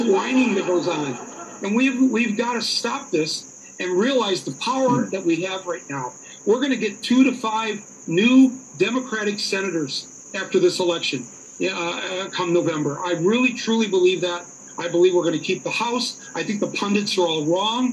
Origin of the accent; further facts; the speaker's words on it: Midwest, United States; I'm from the Midwest